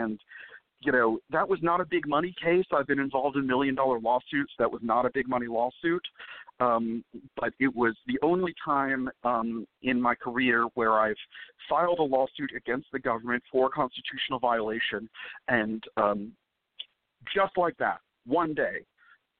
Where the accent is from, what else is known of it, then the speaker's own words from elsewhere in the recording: Israel; now in Dallas, United States; I'm Jewish and I was born in Israel